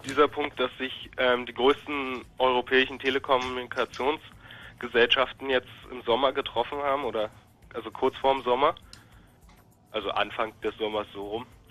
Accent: Berlin, Germany; ich komme aus der Opalwüste Marzahn.

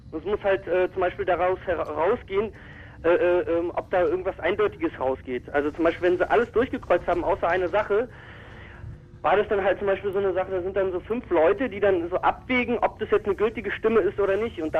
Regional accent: Berlin, Germany; also ich äh, komme jetzt nicht aus Neukölln, ich komme aus Kreuzberg

